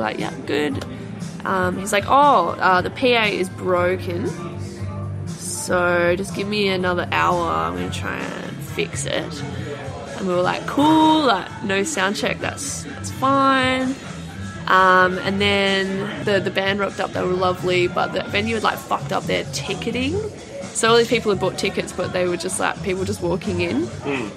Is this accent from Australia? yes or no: yes; Albany, Western Australia, Australia; in a town called Albany, which is uh, like four or five hours south of Perth.